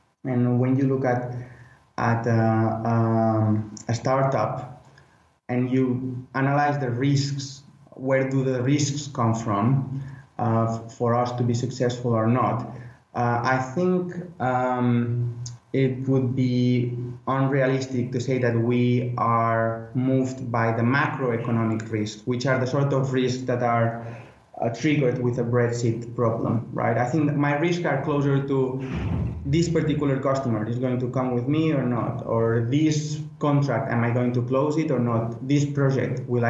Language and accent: English; Spain; moved away as an adult; now in United Kingdom; I am originally from Spain and I am a Spanish citizen